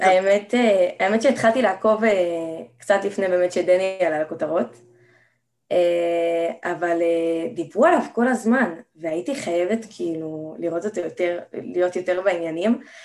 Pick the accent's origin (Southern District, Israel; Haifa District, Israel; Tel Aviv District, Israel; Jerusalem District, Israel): Jerusalem District, Israel; Jerusalem; אני בת 17, אה, מירושלים